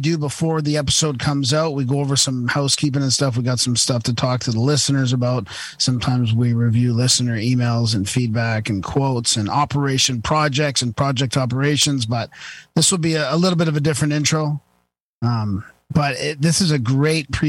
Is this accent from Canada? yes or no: yes; Vancouver, British Columbia, Canada; I grew up in Vancouver